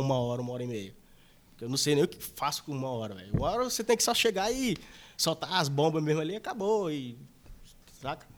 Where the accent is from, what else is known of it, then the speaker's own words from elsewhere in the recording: interior of Maranhão, Brazil; eu sou do interior, do interior do Maranhão